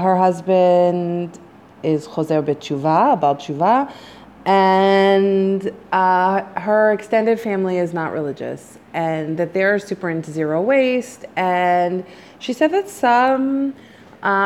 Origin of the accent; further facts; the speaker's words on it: United States; moved away as an adult; now in Israel; as an American